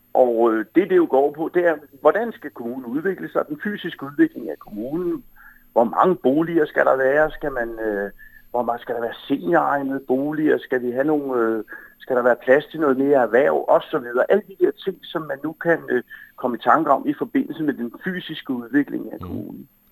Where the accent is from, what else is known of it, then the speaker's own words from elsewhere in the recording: Humlebæk, Capital Region of Denmark, Denmark; Jeg kommer jo fra Humlebæk